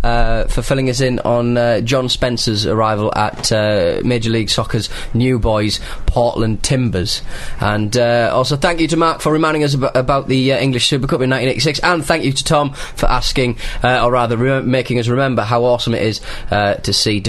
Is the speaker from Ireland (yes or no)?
yes; Ireland; I'm Irish.